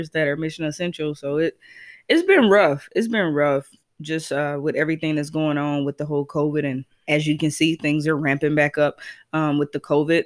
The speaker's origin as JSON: {"language": "English", "region": "the South", "country": "United States", "moved": "yes", "lives_now": "Alaska, United States", "said": "I'm from the South. I don't talk like"}